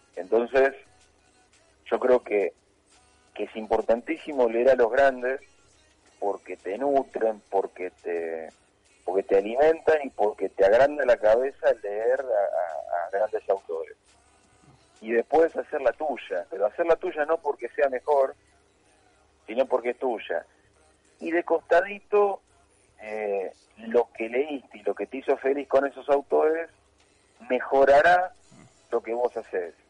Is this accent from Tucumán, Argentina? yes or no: no; Morón, Buenos Aires Province, Argentina; me quedé con Morón Chicago, sí, indudablemente de mi barrio